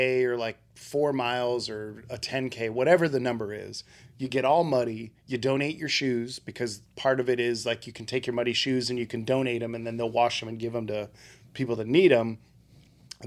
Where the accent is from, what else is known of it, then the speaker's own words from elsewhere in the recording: the South, United States; We're from the South